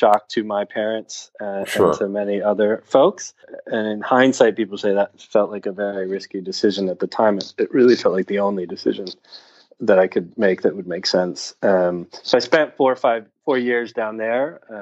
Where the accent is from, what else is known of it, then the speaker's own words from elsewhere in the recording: New York City, New York, United States; moved away as an adult; now in Netherlands; I'm originally from New York City